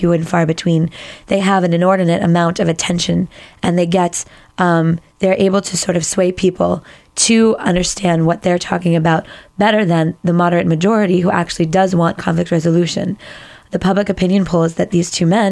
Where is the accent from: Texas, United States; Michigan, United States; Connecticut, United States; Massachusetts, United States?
Massachusetts, United States; Boston; moved away as an adult; now in New York, United States; I was brought up in Boston